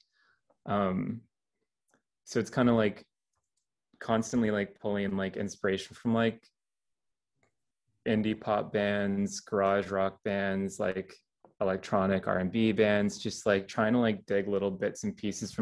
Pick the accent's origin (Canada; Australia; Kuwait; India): Canada; small town in Southern Ontario; I moved to this small town at the beginning of high school and I'm currently still in the same place like all these years later